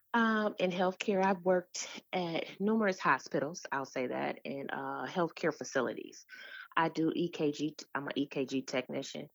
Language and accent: English; Detroit, Michigan, United States; I'm from Detroit, Michigan. I am a product of the D P S school system